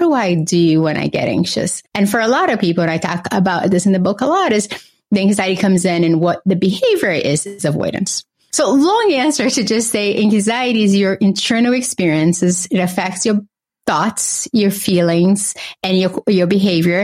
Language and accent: English; Brazil; now in Boston, United States; I grew up in Brazil with a single mother